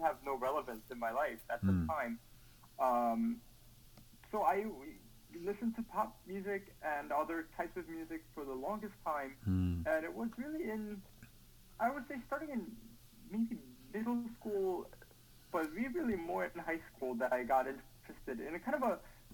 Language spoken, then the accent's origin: English; South Korea; moved away; growing up in Korea